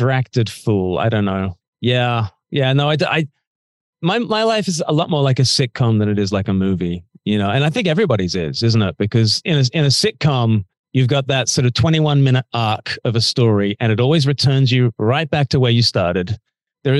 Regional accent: Canberra, Australian Capital Territory, Australia; moved away as an adult; also born or lived in Oxford; now in United Kingdom; I grew up in Canberra, which is quite close to the ski fields.

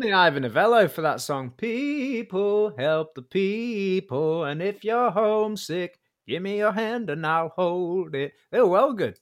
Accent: Warrington, North West England, United Kingdom; I was from Warrington.

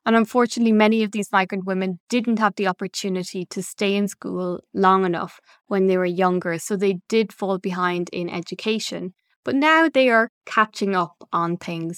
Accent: Ireland; moved away as an adult; now in Belgium; originally from Ireland

